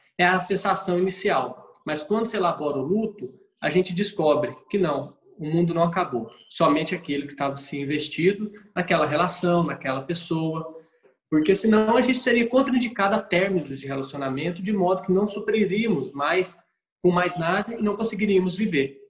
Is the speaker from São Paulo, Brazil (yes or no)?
no; Minas Gerais, Brazil; como bom mineiro